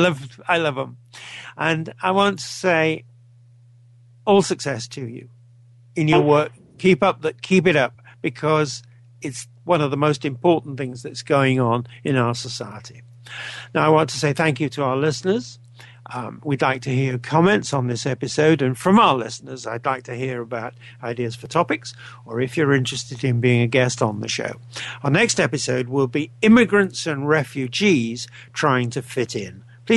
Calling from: Canada; I'm speaking from Canada, as I think you know

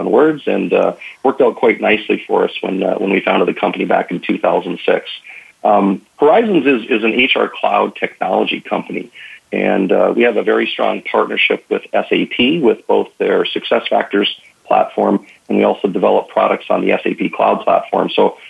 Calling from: Minneapolis, Minnesota, United States; I'm actually calling from Minneapolis, Minnesota.

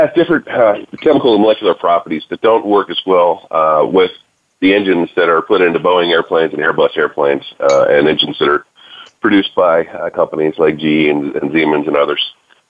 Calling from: Houston, Texas, United States; I'm calling in from Space City, where they we're the guys that produce the fuel that put jets in the air and the man on the moon.

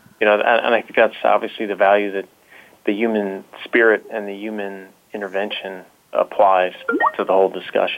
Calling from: Philadelphia, Pennsylvania, United States; I'm calling in from Philadelphia, Pennsylvania.

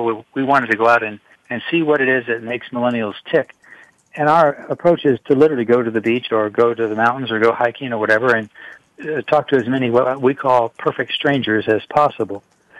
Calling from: Houston, Texas, United States; I'm calling from a hotel room in beautiful downtown Houston, Texas.

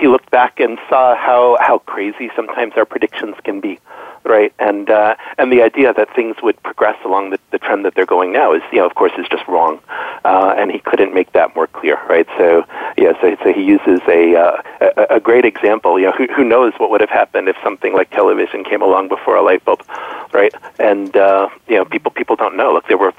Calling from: Stamford, Connecticut, United States; I am calling in from Stamford, Connecticut, so just outside New York City

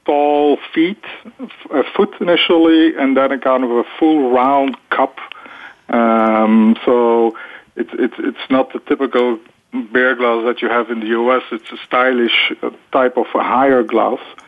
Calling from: Kortrijk, Flanders, Belgium; I'm actually calling from Kortrijk in Belgium.

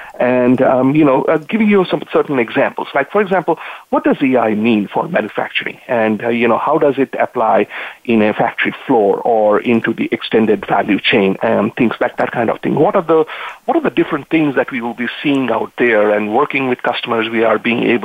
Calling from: Santa Clara, California, United States; I'm actually calling from Santa Clara in California. And that's where I live, and I enjoy the weather out here in California.

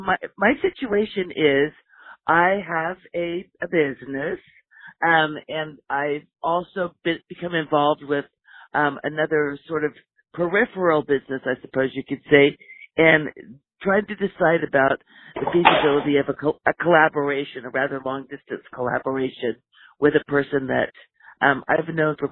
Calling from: Oregon, United States; I'm calling in from Oregon.

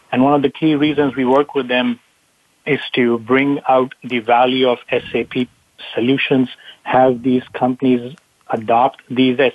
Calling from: California, United States; Bonnie, I'm in a uh, sunny Bay Area, uh, Silicon Valley.

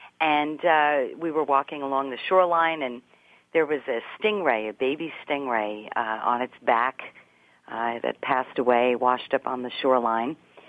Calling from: New York, United States; I am out in beautiful Long Island on the south shore of this beautiful island that stretches out east of Manhattan.

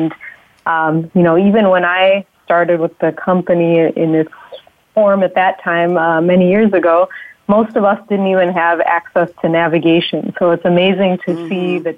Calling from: Chicago, Illinois, United States; I am also in Chicago, like Joe.

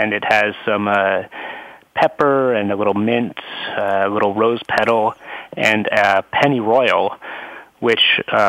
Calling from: San Francisco, California, United States; I'm calling in from San Francisco from my office here. This is my location normally when I'm not on the road.

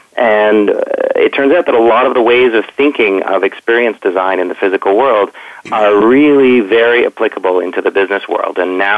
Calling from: Toronto, Ontario, Canada; I'm calling from Toronto.

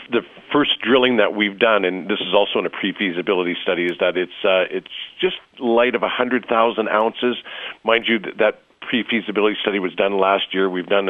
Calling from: Denver, Colorado, United States; I'm actually phoning from Denver at Donald's Gold Show in Denver, Colorado.

